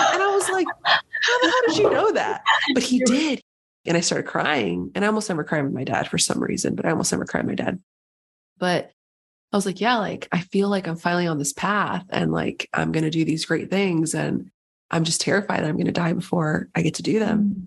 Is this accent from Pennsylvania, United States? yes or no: no; San Diego, California, United States; moved away as an adult; also born or lived in upstate New York; I'm from San Diego, but I went to school in upstate New York